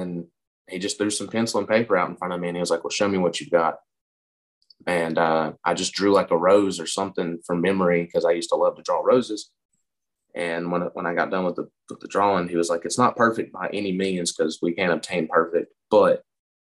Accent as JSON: {"language": "English", "town": "Lenoir", "region": "North Carolina", "country": "United States", "tie": "born or raised there", "said": "I was born and raised in Lenore, North Carolina"}